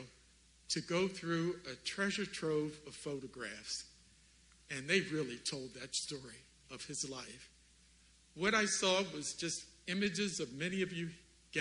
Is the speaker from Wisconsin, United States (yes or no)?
no; Baltimore, Maryland, United States; I'm from Baltimore, a family of laborers